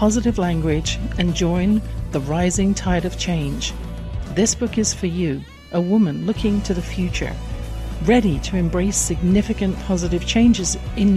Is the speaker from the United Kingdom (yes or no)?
yes; England, United Kingdom; born or raised there